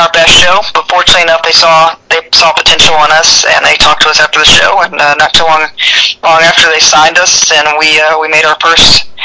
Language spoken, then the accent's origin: English; the South, United States; You know, I grew up in the South, and you know we preach thick skin here